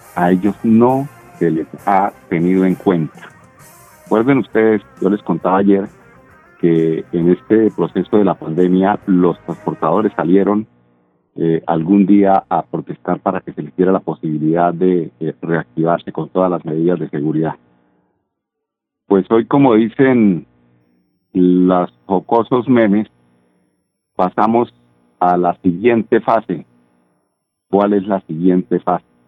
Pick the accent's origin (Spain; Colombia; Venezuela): Colombia; De bobos, que somos los colombianos